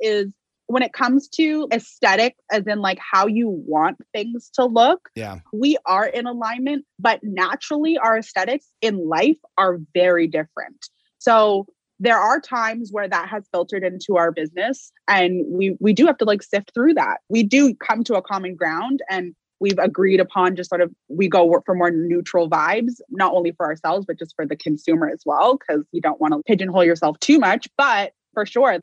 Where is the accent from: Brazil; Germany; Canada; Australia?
Canada; Vancouver, British Columbia; moved away as an adult; also born or lived in Ontario; I am born and raised in Vancouver